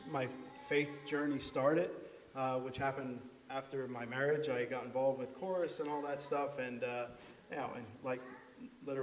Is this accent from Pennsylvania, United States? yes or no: yes; Shenandoah, Pennsylvania, United States; now in Pine Grove, United States; I've lived in Pine Grove the last 25 years or so, and I'm originally from Shenandoah.